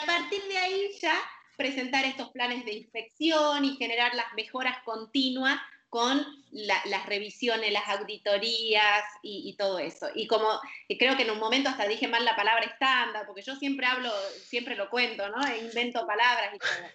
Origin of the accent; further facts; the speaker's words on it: Argentina; now in Panama; Nací en Argentina, ahora estoy en Panamá